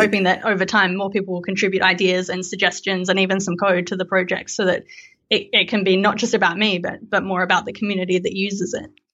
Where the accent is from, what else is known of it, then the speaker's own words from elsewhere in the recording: Melbourne, Victoria, Australia; I am from Melbourne in Australia